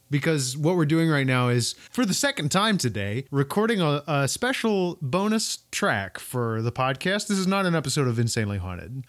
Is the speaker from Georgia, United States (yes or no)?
no; Kentucky, United States; my home state